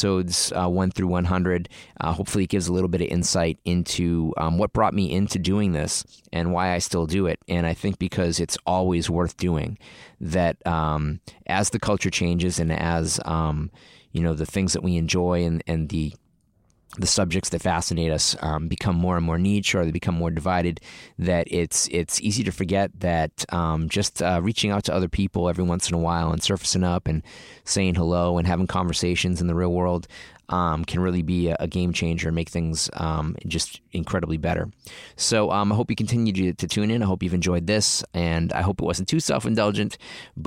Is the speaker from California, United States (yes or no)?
no; Lynn, Massachusetts, United States; two of my big brothers, so to speak, growing up in Lynn, Massachusetts